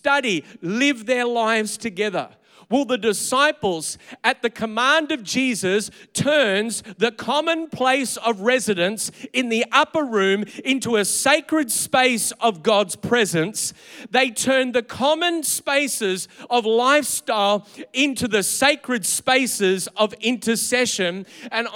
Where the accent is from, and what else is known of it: Australia